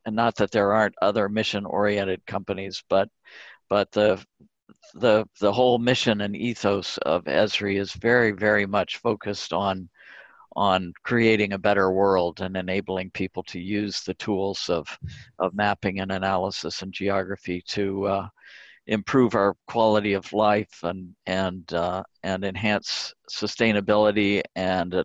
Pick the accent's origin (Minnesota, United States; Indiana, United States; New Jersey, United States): Indiana, United States; Indianapolis; also born or lived in Connecticut; I grew up in Indianapolis